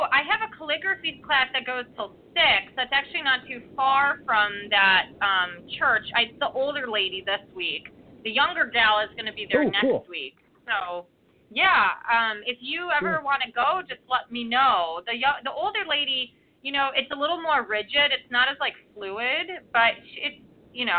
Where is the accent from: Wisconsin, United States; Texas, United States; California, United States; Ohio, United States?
Ohio, United States; now in Seattle, United States; we're from Ohio